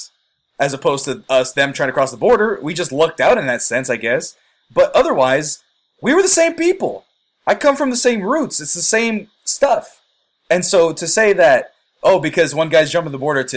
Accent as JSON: {"language": "English", "country": "United States", "tie": "born or raised there", "said": "I was born United States. I'm American"}